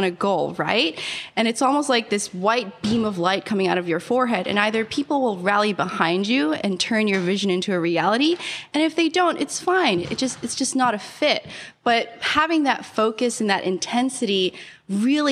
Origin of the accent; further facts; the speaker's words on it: Bayonne, New Jersey, United States; also born or lived in Philippines / New York City; I was born in the Philippines, came to the U.S. when I was 3, grew up in a small town called Bayonne, New Jersey